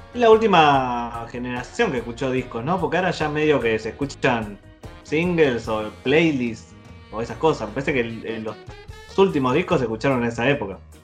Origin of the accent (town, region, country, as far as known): Merlo, Buenos Aires Province, Argentina; born or raised there